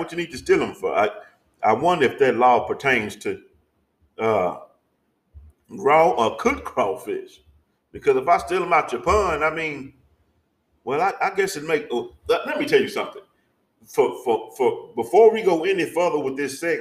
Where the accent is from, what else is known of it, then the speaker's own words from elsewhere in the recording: Arkansas, United States; I'm from Arkansas.